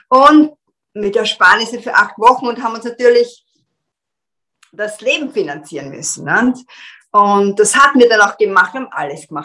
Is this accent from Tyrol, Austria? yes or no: no; Vienna, Austria; moved away as an adult; now in London, United Kingdom; also ich bin in Wien aufgewachsen, bin als ähm, mit meinem damaligen Tanzpartner unserer Leidenschaft gefolgt, nach